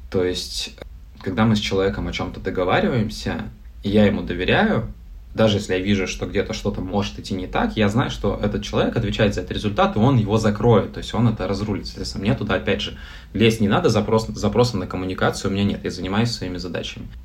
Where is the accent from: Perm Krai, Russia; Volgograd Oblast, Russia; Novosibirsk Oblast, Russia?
Novosibirsk Oblast, Russia; Novosibirsk; А мы сами из Новосибирска. Ну, я 10 лет в Новосибирске жил.